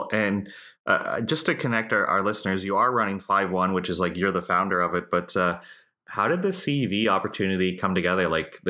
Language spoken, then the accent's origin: English; Canada; And then I think as a Canadian over there, I'd be trying to watch as much live as I can.